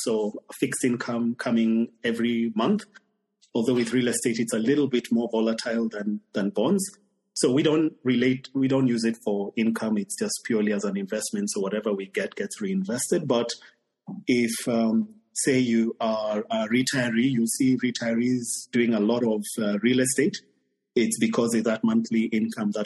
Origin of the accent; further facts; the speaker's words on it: Kenya; moved away as an adult; my home country is Kenya